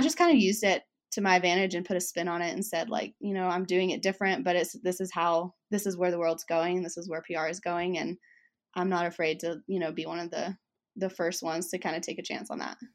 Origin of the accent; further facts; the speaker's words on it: Alabama, United States; accent: Southern; I grew up in Alabama, so my Southern comes out